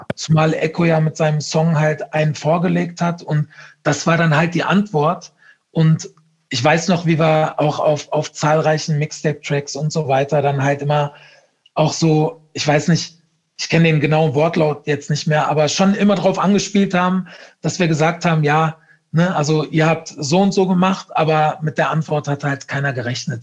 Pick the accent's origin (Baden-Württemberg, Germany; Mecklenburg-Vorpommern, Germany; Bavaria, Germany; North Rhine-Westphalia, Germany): North Rhine-Westphalia, Germany; Ruhr area / Lower Rhine; ich komme ja aus dem Ruhrgebiet, ne, oder aus, aus vom Niederrhein, Grenze Ruhrgebiet.